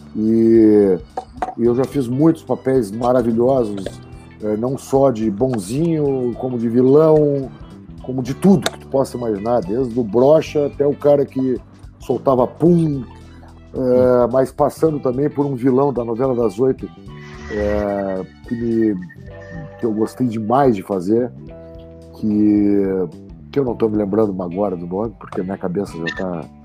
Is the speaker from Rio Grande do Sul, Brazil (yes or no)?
yes; Porto Alegre, Rio Grande do Sul, Brazil; eu optei em ser caboclo na minha aldeia. Então eu passei a empreender culturalmente em Porto Alegre